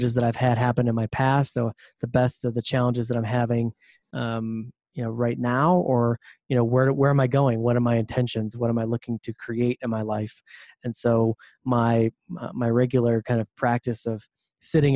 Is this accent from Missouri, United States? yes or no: no; Ohio, United States; I'm originally from Ohio, the Midwest